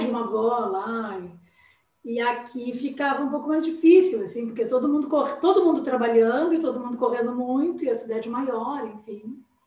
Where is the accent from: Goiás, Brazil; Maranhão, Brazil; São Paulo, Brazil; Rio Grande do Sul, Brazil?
Rio Grande do Sul, Brazil; Porto Alegre; also born or lived in Pelotas; Eu sou aqui de Porto Alegre, né? Mas eu fui estudar em Pelotas e fiquei lá e me casei lá e estava morando lá